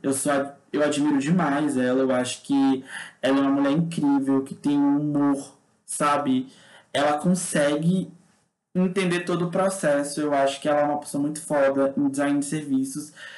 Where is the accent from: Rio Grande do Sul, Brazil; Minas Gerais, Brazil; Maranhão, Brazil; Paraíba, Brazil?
Maranhão, Brazil; also born or lived in Brasília / São Luís; Sou nordestino, né? Sou maranhense.